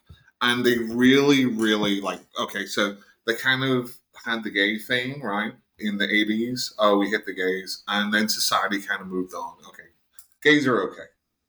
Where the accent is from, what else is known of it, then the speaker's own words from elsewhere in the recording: Chicago, Illinois, United States; like whenever I grew up in Chicago.